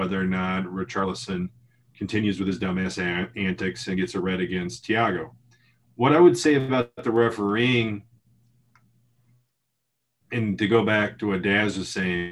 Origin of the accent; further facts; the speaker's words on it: United States; as an American, I grew up watching American football